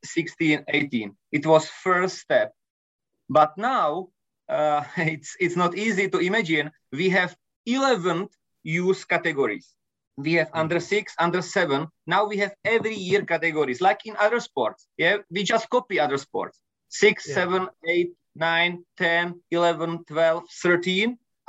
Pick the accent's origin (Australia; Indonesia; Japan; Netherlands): Japan; English is a second language; I came from Japan and my friend Tomáš Ovesný came from Cuba